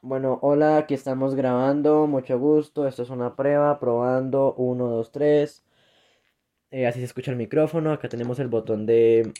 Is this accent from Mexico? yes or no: no; Colombia; now in Bogotá, Colombia; Aquí en mi país